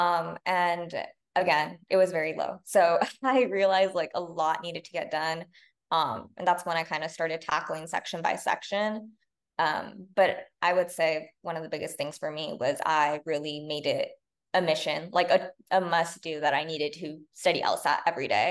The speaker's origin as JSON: {"language": "English", "town": "La Puente", "region": "California", "country": "United States", "said": "I'm from La Punta, California, which is a pretty small town in LA County, like very outskirts of LA County."}